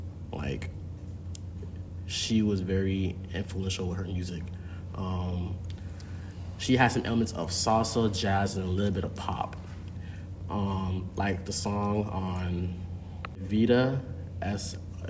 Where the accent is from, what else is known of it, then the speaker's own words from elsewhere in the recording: Jamaica; as a Jamaican native